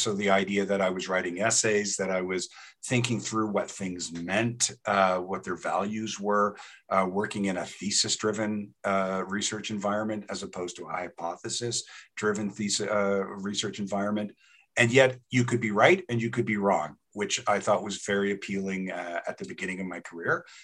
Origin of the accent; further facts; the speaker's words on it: Toronto, Ontario, Canada; moved away as an adult; also born or lived in New Haven, United States / York, England; now in Lethbridge, Canada; I started out in Toronto, grew up there.